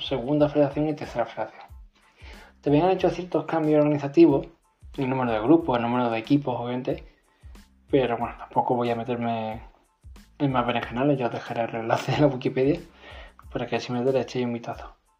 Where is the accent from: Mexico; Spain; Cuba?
Spain; Málaga, Andalusia; soy de Málaga